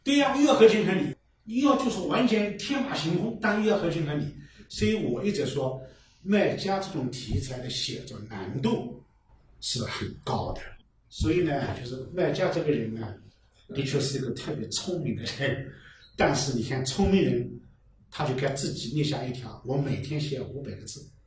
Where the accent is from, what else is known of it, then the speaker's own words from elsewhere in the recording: Fuyang, Zhejiang, China; 我出生在三里